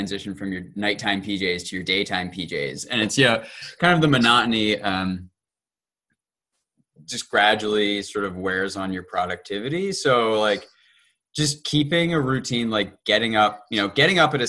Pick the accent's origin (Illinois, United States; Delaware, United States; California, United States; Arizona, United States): Delaware, United States; I grew up in Delaware, so my parents live nearby